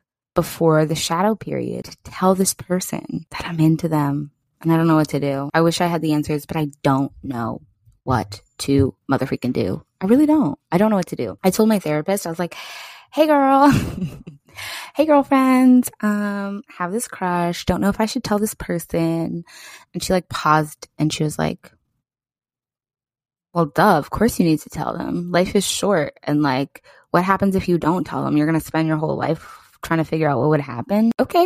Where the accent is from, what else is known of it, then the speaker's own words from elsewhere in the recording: East Coast, United States; I mean, I'm loud, but that's because I have Leo Moon. And I'm just a loud, I'm from the East Coast.